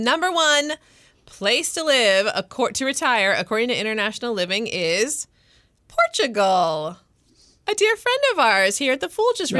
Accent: United States; I love being American, though.

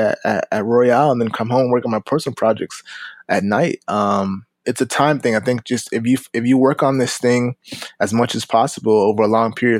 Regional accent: Florida, United States; moved away as an adult; also born or lived in Los Angeles, California; I'm in Florida

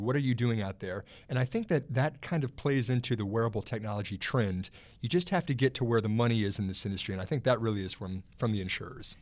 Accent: Texas, United States; now in Alexandria, United States; my home state of Texas

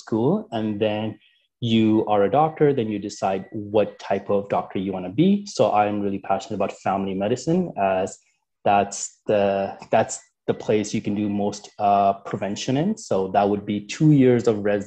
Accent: Canada; also born or lived in United Kingdom; I'm from Canada

